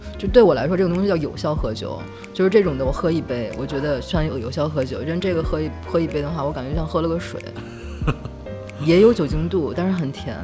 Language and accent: Chinese; Beijing, China; moved away as an adult; now in Nanjing, China; 我是北京人，是来南京四年了。之前是做广告